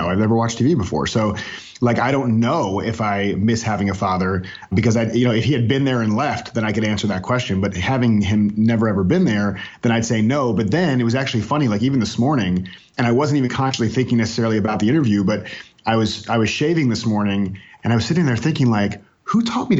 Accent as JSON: {"language": "English", "town": "North Miami Beach", "region": "Florida", "country": "United States", "tie": "born or raised there", "moved": "as an adult", "lives_now": "Raleigh, United States", "said": "I was born in North Miami Beach, Florida, and raised in Florida. I lived in Florida almost my entire life"}